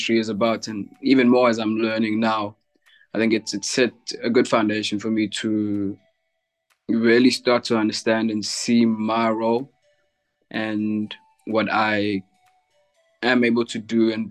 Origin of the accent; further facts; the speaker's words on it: Durban, KwaZulu-Natal, South Africa; I'm from Durban in South Africa.